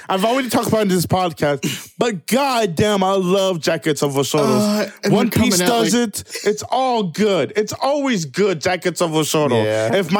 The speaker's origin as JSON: {"language": "English", "region": "the South", "country": "United States", "said": "I'm just saying, I'm from the South, yes, but anime does more cousins than others."}